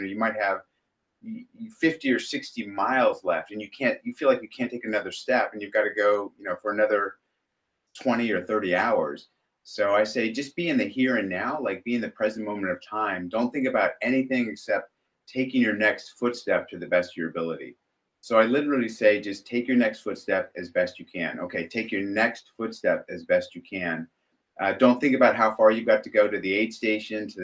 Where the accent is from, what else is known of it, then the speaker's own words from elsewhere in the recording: Southern California, United States; We grew up in Southern California